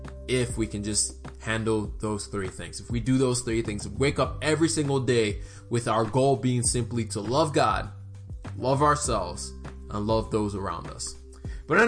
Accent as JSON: {"language": "English", "country": "Nigeria", "said": "I'm Nigerian."}